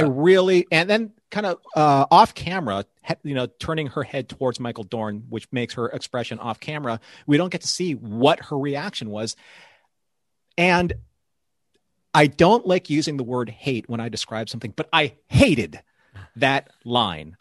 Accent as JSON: {"language": "English", "country": "Philippines", "said": "I'm Filipino"}